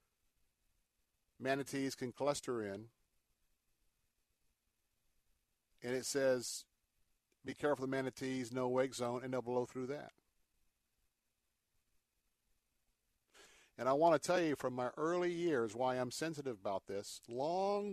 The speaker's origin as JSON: {"language": "English", "region": "Florida", "country": "United States", "tie": "born or raised there", "said": "I was raised here in Florida."}